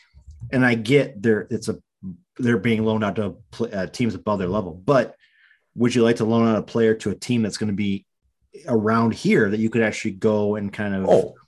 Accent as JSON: {"language": "English", "country": "United States", "said": "because I'm an American"}